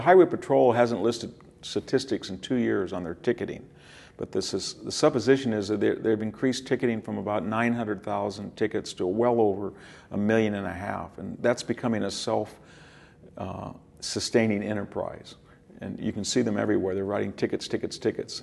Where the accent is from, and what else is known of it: California, United States; born or raised there